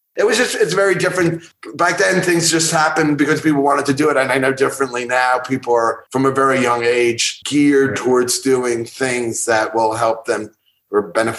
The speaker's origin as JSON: {"language": "English", "region": "East Coast", "country": "United States", "tie": "born or raised there", "said": "After growing up on the East Coast, I wanted something different."}